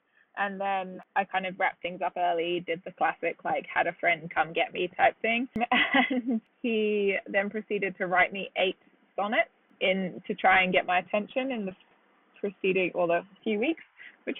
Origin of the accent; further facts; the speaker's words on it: United Kingdom; moved away as an adult; now in New York, United States; I'm British originally, and I moved here about 5.5 years ago.